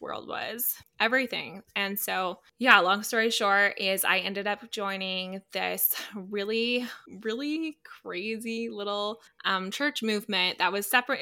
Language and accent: English; Calgary, Alberta, Canada; I grew up in Calgary, Alberta.